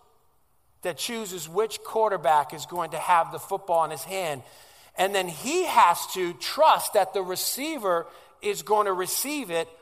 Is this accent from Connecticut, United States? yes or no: yes; Stamford, Connecticut, United States; first language Italian; English is a second language; They were immigrated here in 1964 in Stamford, Connecticut. That's originally where I come from. And so growing up in Stamford, I spoke Italian before I spoke English.